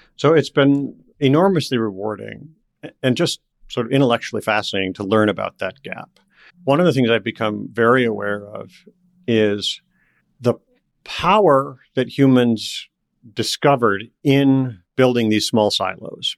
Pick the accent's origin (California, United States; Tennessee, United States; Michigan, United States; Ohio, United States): Michigan, United States; Detroit; moved away as an adult; I grew up around Detroit